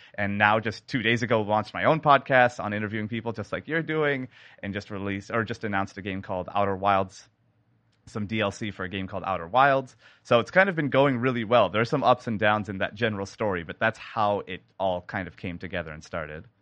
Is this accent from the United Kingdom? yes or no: no; Canada; now in Seattle, United States; I am a sound designer based in Seattle, Washington, but born in Canada